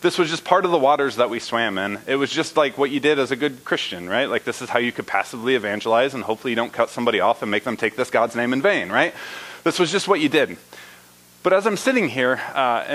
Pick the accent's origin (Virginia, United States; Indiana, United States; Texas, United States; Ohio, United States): Indiana, United States; moved away; I was born in Indiana. I was raised in Indiana